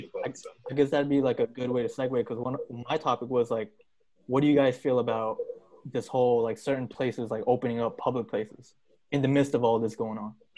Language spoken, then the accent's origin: English; New York City, New York, United States; moved away as an adult; now in New Jersey, United States; I'm from Queens. Like I'm from Queens, New York. So like Jersey is so different. I'm still like getting used to it. But like I'm used to like Queens, New York, you know? That's where I've been like majority of my life